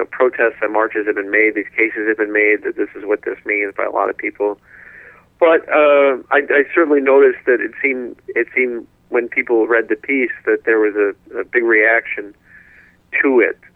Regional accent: Oklahoma, United States; I grew up in Oklahoma. That was where my family moved to kind of get closer to our Native American roots

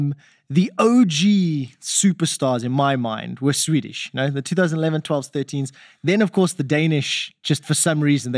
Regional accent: South Africa; as a South African here, right?

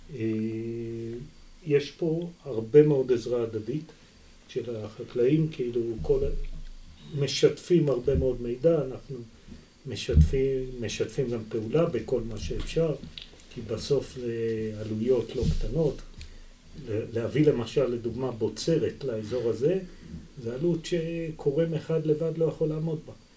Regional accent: Israel; also born or lived in Kibbutz Yagur / Arava; נולדתי בקיבוץ, אבל גדלתי את רוב חיי במושב, ועבדתי בערבה בתור ילד

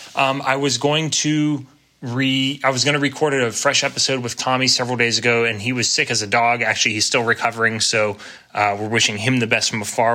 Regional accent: Pennsylvania, United States; moved away; earlier PA days

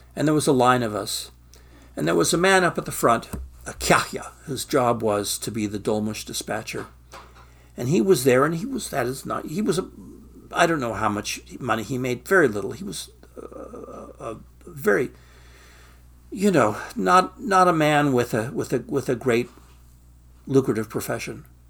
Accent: Stockton, California, United States; moved away as an adult; I'm from Stockton, California, the asparagus capital of the free world

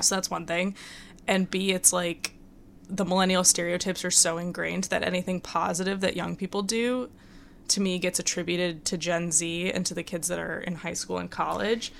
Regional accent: Michigan, United States; moved away; when I was growing up in Michigan

